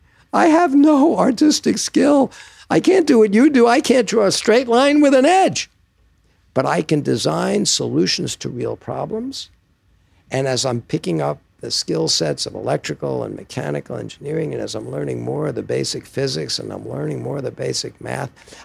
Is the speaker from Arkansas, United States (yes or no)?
no; New York, United States; moved away as an adult; now in New Hampshire, United States; I grew up in New York